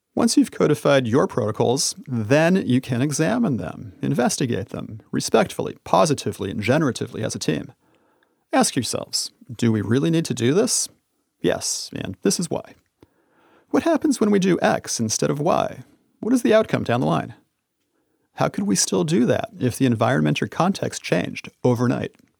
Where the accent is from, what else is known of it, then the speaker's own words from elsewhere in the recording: United States; I traveled all around the United States, my home country